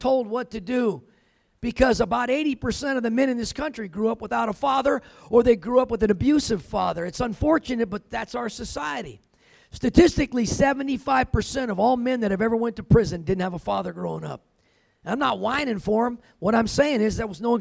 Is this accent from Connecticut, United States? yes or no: no; California, United States; I grew up in California